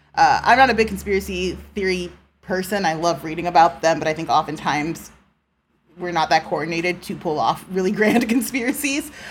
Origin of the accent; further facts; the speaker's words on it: United States; an American citizen